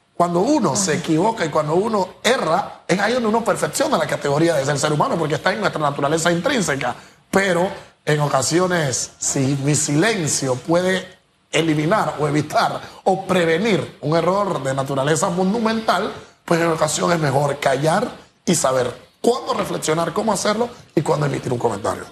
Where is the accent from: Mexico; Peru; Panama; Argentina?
Panama; yo no me encuentro como panameño